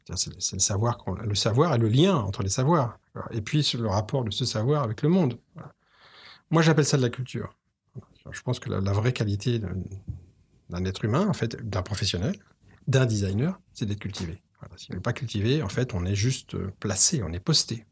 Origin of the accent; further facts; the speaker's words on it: France; En France, on aime